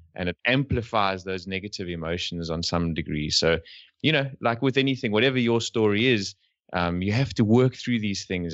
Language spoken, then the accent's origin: English; South Africa; We're from South Africa